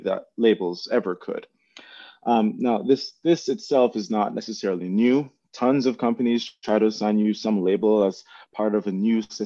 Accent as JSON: {"language": "English", "country": "Jamaica", "moved": "yes", "lives_now": "United States", "said": "before I came to the United States, I'm originally from Jamaica"}